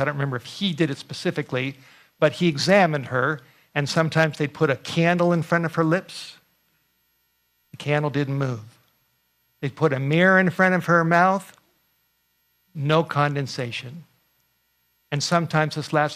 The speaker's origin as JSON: {"language": "English", "region": "California", "country": "United States", "tie": "born or raised there", "said": "I grew up in California"}